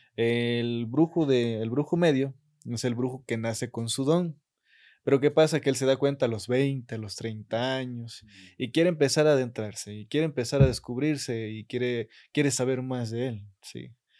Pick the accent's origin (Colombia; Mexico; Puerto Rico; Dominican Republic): Mexico; Catemaco, Veracruz; yo sí estoy muy enamorado de mi pueblo